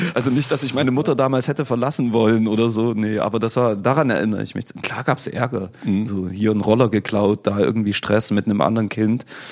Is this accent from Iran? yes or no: no; Chemnitz, Saxony, Germany; also born or lived in Leipzig